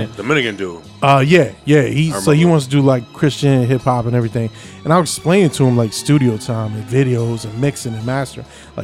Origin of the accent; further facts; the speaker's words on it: Avenel, New Jersey, United States; also born or lived in Port Reading, New Jersey; Since I grew up in Avenel, I chill with a lot of Rawway heads